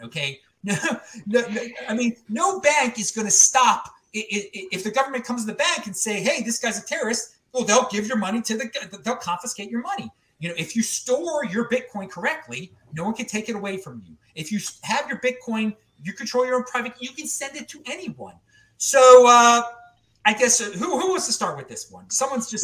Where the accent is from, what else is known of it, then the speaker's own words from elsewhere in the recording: Baltimore, Maryland, United States; moved away; I'm from Baltimore originally.